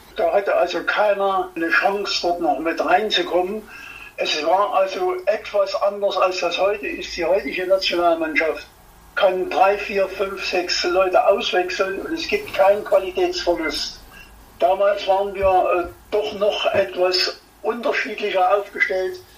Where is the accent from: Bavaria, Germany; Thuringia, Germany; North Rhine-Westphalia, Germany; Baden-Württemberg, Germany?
Thuringia, Germany; Erfurt; ich bin Erfurter